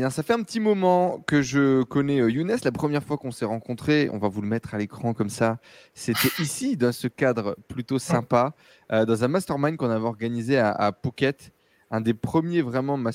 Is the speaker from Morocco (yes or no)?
yes; Morocco; moved away as an adult; also born or lived in France; Je suis marocain.